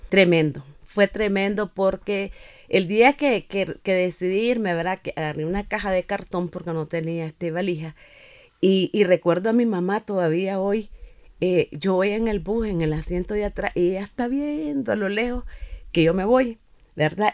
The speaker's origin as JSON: {"language": "Spanish", "country": "Nicaragua", "tie": "born or raised there", "lives_now": "Managua, Nicaragua", "said": "al tiempo regresé a mi pueblo"}